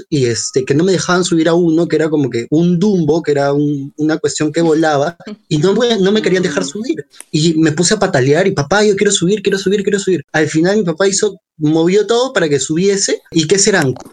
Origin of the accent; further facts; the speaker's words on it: Tarapoto, San Martín, Peru; o sea, yo soy de Tarapoto